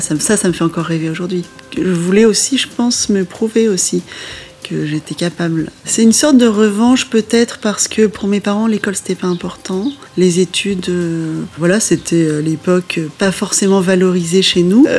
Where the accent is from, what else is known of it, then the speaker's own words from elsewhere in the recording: Normandy, France; moved away as an adult; also born or lived in Limousin; je venais de Normandie